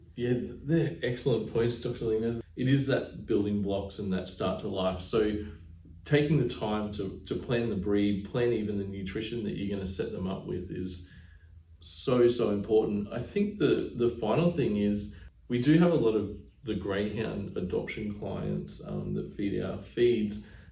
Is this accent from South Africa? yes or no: no; Burpengary, Queensland, Australia; I grew up on acreage in Burpengary, Queensland, as a little young fella